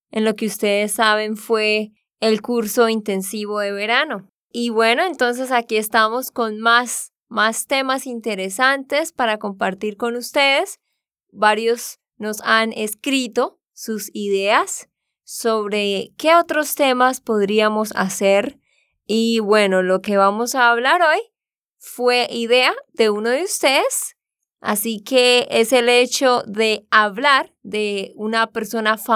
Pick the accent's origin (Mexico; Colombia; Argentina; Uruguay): Colombia; Barranquilla, Atlántico; born there; Yo también nací en Barranquilla, es una ciudad de la costa